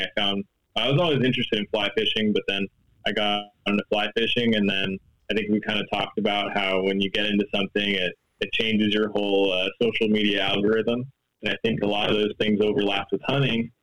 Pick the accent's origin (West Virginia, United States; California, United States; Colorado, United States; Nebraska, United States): California, United States; Los Angeles; I'm from Los Angeles, California